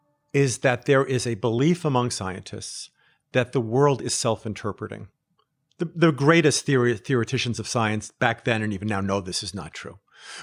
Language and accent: English; United States; also born or lived in Israel; I'm American, I'm Israeli